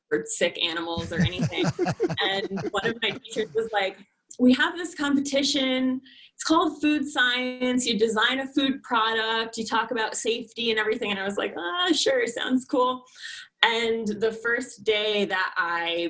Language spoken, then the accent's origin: English; Connecticut, United States; moved away as an adult; now in Colorado, United States; Originally, I'm from Connecticut. Grew up there